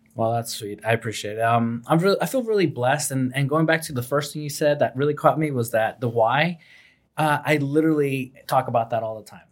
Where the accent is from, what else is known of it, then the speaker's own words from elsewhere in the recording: New York City, New York, United States; I'm from New York City